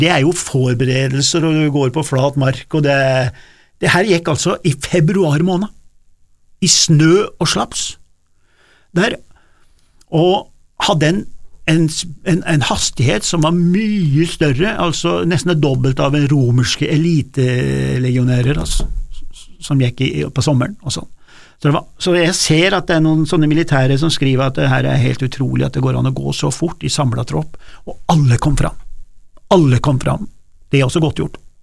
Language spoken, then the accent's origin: Norwegian; Norway; der jeg kommer fra, da, fra min dialekt, fra, fra, fra mitt område oppe på Dårefjell